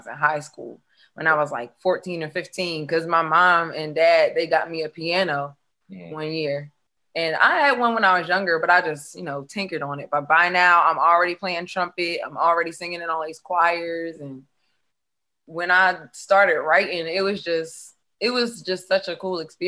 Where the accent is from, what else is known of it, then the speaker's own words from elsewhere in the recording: Delaware, United States; I'm actually from Delaware